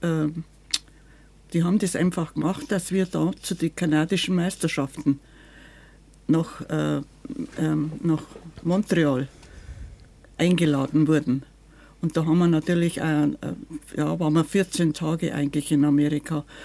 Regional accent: Munich, Bavaria, Germany; Wenn man gesagt hat, wir sind aus Bayern, was? Bayern? Wenn man gesagt hat, wir sind aus München, ah, Oktoberfest.

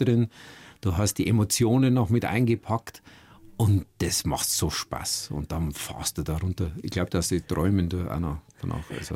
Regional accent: Schliersee, Bavaria, Germany; meine Familie und meine Heimat am Schliersee

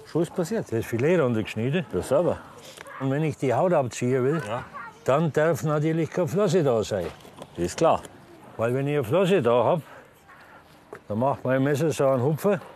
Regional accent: Franconia, Bavaria, Germany

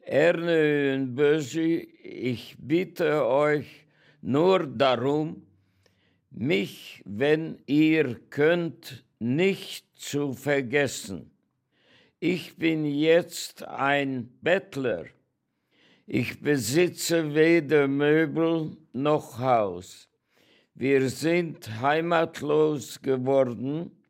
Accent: Oradea, Bihor County, Romania; born there; Ich bin geboren in Großwardein, Ungarn. Meine Eltern waren ungarische Bürger

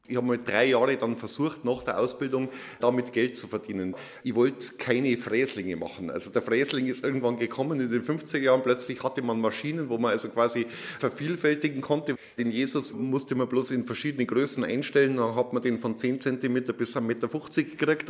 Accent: Oberammergau, Bavaria, Germany; bin ich ja in Oberammergau aufgewachsen

